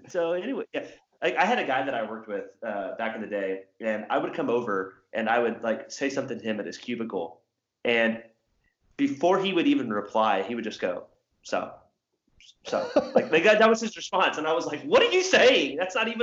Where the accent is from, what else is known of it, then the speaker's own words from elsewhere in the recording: Southern Indiana, United States; I'm from Southern Indiana, which is like literally across the river from where I lived was Kentucky